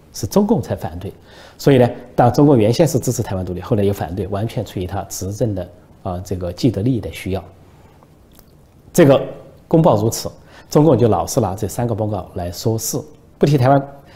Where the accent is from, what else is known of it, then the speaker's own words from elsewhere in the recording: China; 我们中国人恐怕比较困难，面对真实比较困难